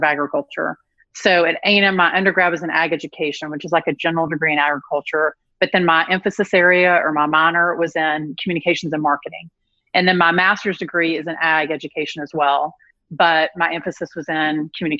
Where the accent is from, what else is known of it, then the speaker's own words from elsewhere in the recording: Dumas, Texas, United States; accent: Southern; I'm from Dumas. So if you know the top part of Texas